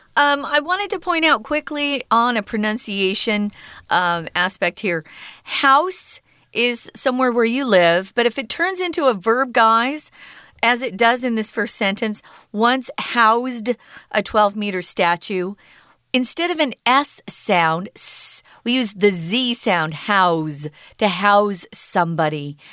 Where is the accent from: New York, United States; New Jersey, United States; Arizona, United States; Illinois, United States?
Arizona, United States; we have an irrigation canal by the home where I was raised in Arizona